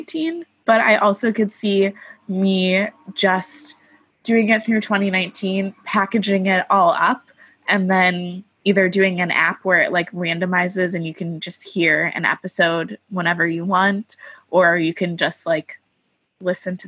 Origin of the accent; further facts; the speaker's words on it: Oak Park, Illinois, United States; I grew up in Oak Park, Illinois